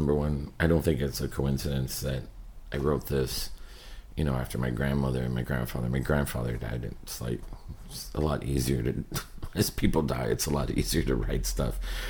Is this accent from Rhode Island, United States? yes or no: no; Miami, Florida, United States; Because, you know, this book is so much about growing up in Miami, and so the city itself is a character.